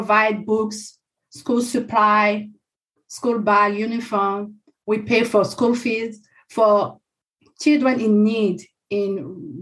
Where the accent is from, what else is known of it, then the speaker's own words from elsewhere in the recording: Côte d’Ivoire; moved away as an adult; now in Atlanta, United States; I was born and raised in Ivory Coast, or Côte d'Ivoire in French